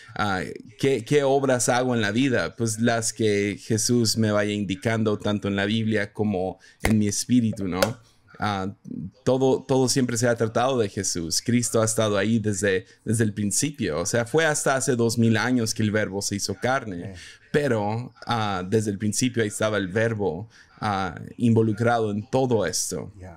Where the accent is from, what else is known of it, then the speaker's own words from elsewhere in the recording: Mazatlán, Sinaloa, Mexico; now in Tepic, Mexico; crecí en Mazatlán, entonces ahí decíamos chilo